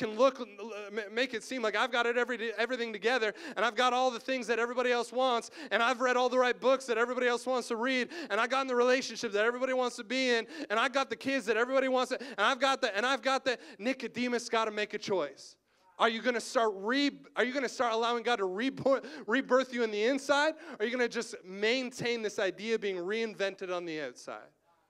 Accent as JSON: {"language": "English", "town": "Cobourg", "region": "Ontario", "country": "Canada", "tie": "born or raised there", "also_born_or_lived": "Waterloo", "moved": "yes", "said": "my hometown, Coburg."}